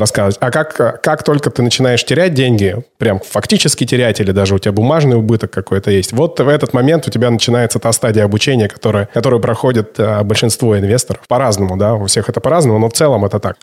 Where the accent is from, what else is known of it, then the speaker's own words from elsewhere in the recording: Siberia, Russia; У меня много друзей в Барнауле, мы с тобой, сибиряки